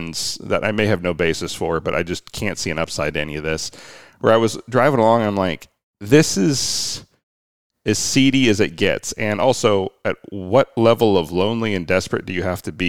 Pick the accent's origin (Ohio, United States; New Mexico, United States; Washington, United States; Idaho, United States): Washington, United States; Arlington; growing up in Arlington